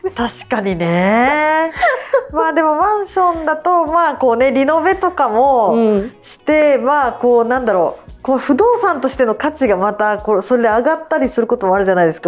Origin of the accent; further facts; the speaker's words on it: Kobe, Hyogo, Japan; こう阪神大震災経験者なんで